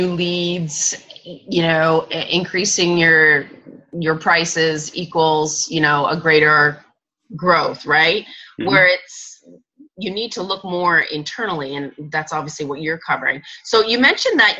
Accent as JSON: {"language": "English", "country": "Canada", "said": "I'm Canadian"}